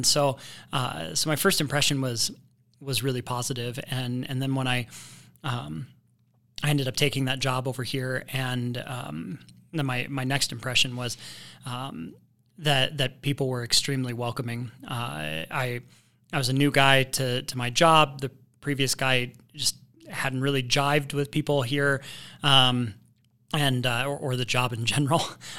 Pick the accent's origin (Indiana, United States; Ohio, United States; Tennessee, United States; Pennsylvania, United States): Indiana, United States; now in Riverton, United States; Well, I came from Indiana, and everything was wet there and green.